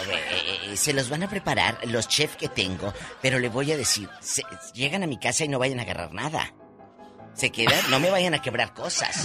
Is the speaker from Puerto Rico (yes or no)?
no; Matamoros, Tamaulipas, Mexico; now in United States; yo caminé, me encantaba caminar por mi Matamoros a pie